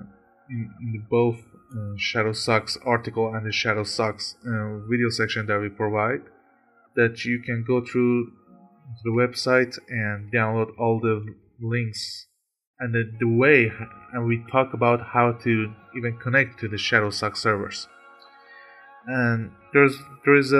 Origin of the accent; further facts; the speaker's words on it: Iran; I'm from Iran